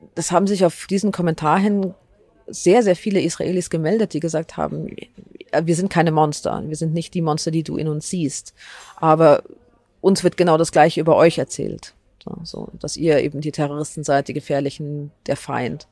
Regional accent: Germany; dass ich hier in Deutschland aufgewachsen bin

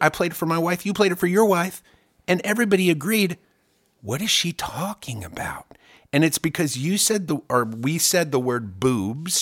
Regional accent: Germany; now in United States; I grew up in Germany

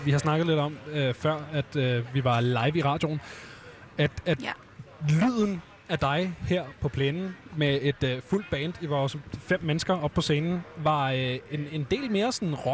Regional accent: Romalt, Central Denmark Region, Denmark; Jeg er fra Romalt.

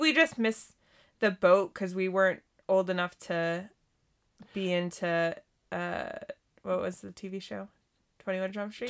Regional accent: Montana, United States; also born or lived in California; I grew up in California for a couple years before I, we, we moved to Montana

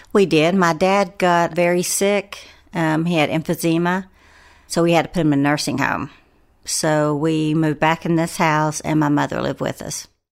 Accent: Asheville, North Carolina, United States; I grew up in West Asheville

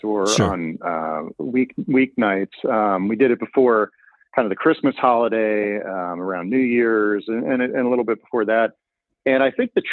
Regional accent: Pennsylvania, United States; now in Illinois, United States; I'm from Pennsylvania

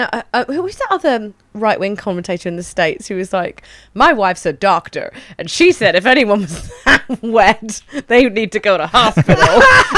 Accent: Wales, United Kingdom; accent: Welsh; Yeah, because I'm Welsh.

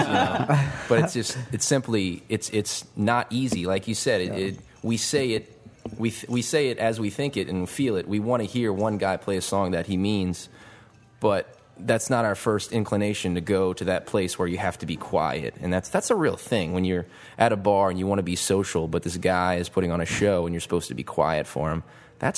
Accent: Metairie, Louisiana, United States; I grew up in Metairie

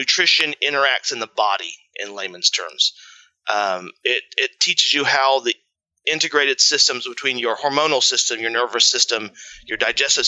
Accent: Indiana, United States; now in Columbus, Indiana, United States; I'm a farmer from Indiana. Grew up raising my own food

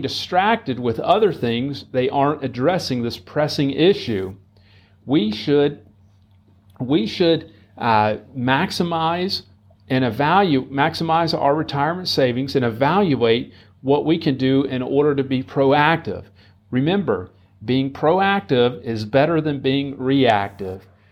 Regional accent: United States; as American citizens. And here in our country

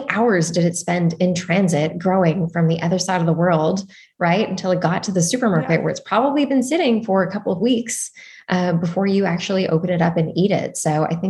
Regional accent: Toronto, Ontario, Canada; also born or lived in Montreal, Canada; now in California, United States; I'm from Toronto

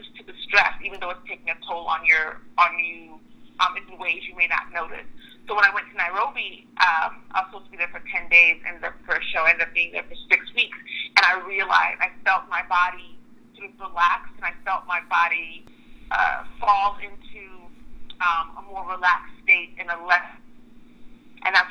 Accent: Oklahoma, United States; also born or lived in Nigeria; I was born in Nigeria, but I was raised in Oklahoma, actually.

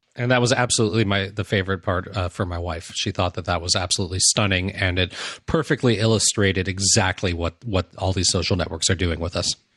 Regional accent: United States; I'm an American

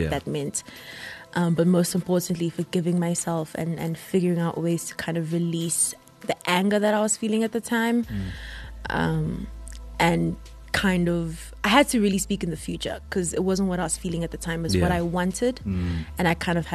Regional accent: Empangeni, KwaZulu-Natal, South Africa; moved away as an adult; now in Johannesburg, South Africa; I'm from Empangeni

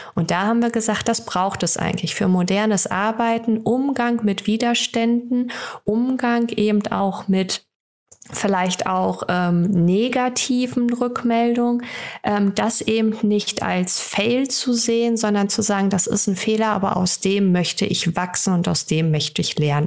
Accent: Germany; bei uns in Deutschland

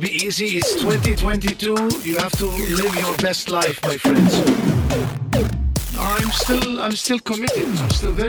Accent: Santa Barbara, California, United States; born there; Sure. Santa Barbara. I was born in Santa Barbara. And in Santa Barbara, there my parents were also born.

